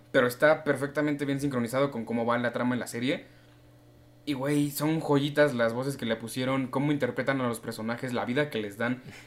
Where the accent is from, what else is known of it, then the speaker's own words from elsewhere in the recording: Mexico City, Mexico; yo soy un chilango que experimenta